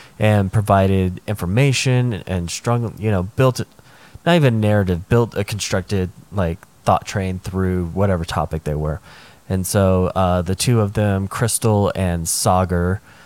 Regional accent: United States

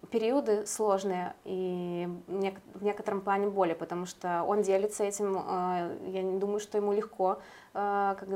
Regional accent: Belarus; now in Vilnius, Lithuania; белорусские комики сталкиваются с тем, что с чем столкнулась я и многие белорусы.

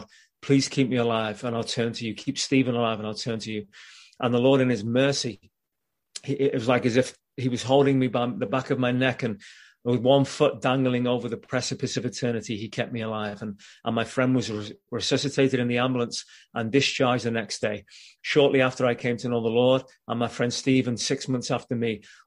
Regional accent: Liverpool, North West England, United Kingdom; moved away; I'm from Liverpool originally in England, and I was at school, and we put this boy band together at school

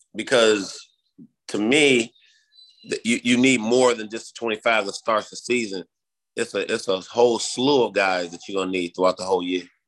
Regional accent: Chicago, Illinois, United States; growing up in Chicago

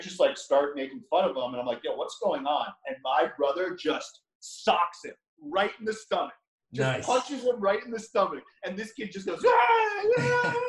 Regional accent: Long Island, New York, United States; I'm from Long Island, so like I live a mile away from the North Shore

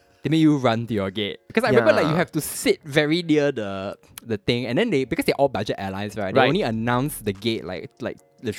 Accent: Singapore; as a Singaporean

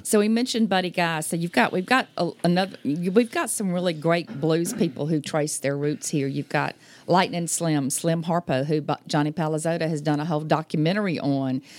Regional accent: Baton Rouge, Louisiana, United States; I'm from Baton Rouge.

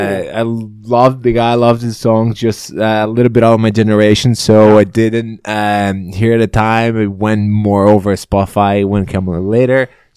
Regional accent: Brazil; now in Vancouver, Canada; I'm from Brazil. I grew up in Brazil.

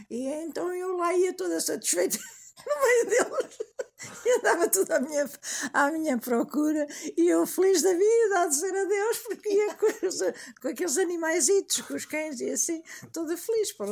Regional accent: Tondela, Viseu, Portugal; Em Tondela, a Aveira eh, tinha um quintal que eu adorava, perto da, da escola da escola primária

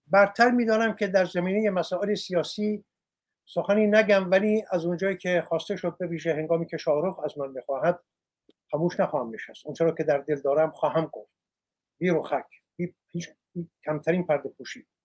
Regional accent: Iran; moved away; من نزدیک به سی سال سی و یک سال است که از ایران بیرون آمدم

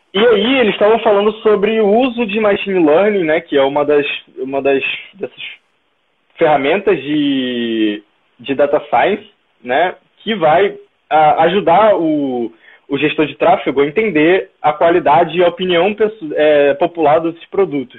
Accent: Brazil; nós como brasileiros

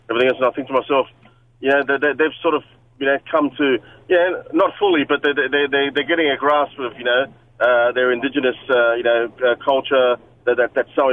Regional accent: Australia; as an Australian

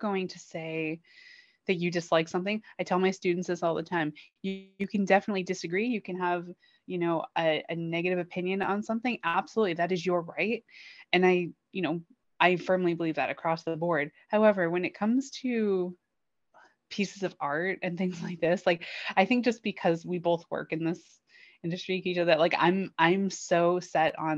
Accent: United States; growing up in America, right, being exposed to Westerns or at least Western culture

